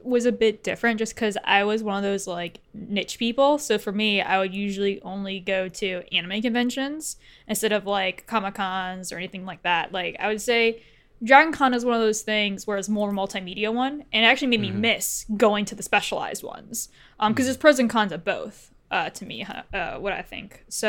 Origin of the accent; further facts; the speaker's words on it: Cleveland, Ohio, United States; because I was originally from Cleveland, Ohio